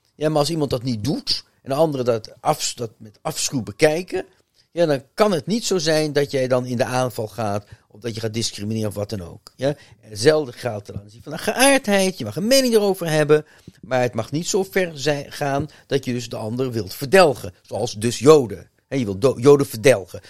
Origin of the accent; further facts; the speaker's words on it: Netherlands; ik ben toch Nederlander